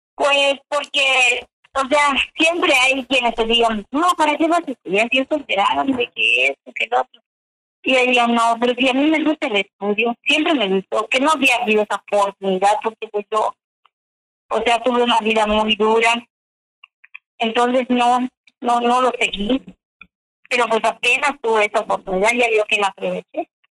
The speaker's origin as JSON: {"language": "Spanish", "town": "Chumayel", "region": "Yucatán", "country": "Mexico", "said": "Yo vengo de Chumayel, Yucatán"}